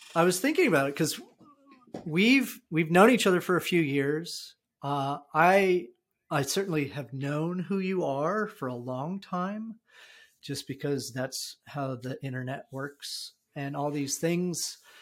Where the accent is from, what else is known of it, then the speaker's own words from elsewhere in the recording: New Jersey, United States; also born or lived in Arizona; we had recently moved from Arizona to New Jersey. So I, I predominantly grew up in New Jersey